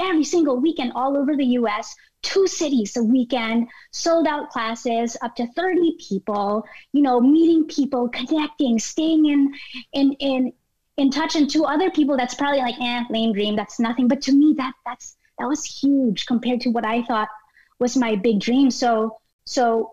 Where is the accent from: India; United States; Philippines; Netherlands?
Philippines; moved away; me growing up in the Philippines